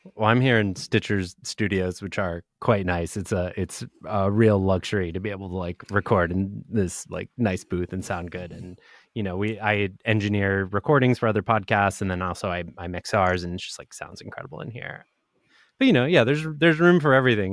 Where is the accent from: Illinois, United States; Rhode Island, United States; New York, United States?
Rhode Island, United States; Providence; moved away; also born or lived in Argentina; I grew up in Providence, Rhode Island, and my parents still live there